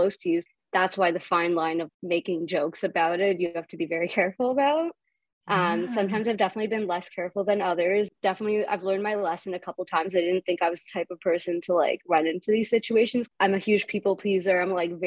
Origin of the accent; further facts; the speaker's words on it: Canada; a Canadian Ashkenazi 25-year-old